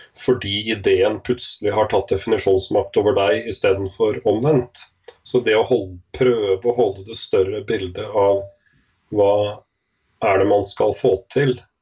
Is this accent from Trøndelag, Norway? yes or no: no; Askim, Østfold, Norway; Født og oppvokst i Askim